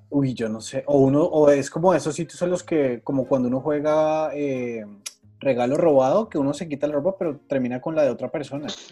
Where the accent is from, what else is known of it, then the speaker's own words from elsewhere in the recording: Monterrey, Nuevo León, Mexico; mi tierra